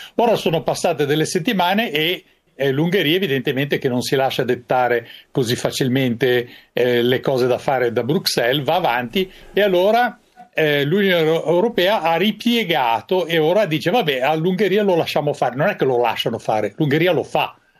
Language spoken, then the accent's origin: Italian; Italy